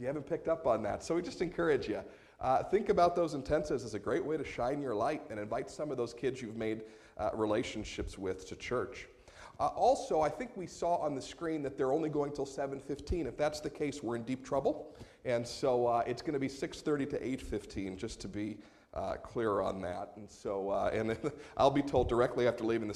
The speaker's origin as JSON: {"language": "English", "country": "United States", "said": "us as American Christians"}